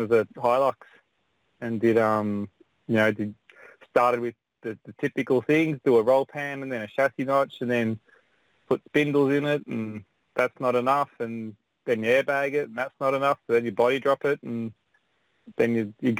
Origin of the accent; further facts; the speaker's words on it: Melbourne, Victoria, Australia; moved away as an adult; also born or lived in West Gosford, New South Wales; now in New South Wales, Australia; I'm from Melbourne, Victoria, originally